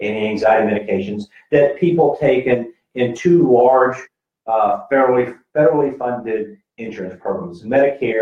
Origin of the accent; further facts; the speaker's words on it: Georgia, United States; my home state of Georgia